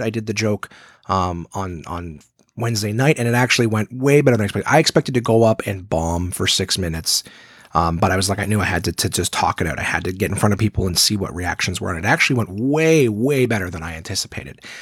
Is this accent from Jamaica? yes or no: no; Canada; If you see yourself as Canadian, well, it's like the whole country is mine. I've never been to most of it, but it's my home.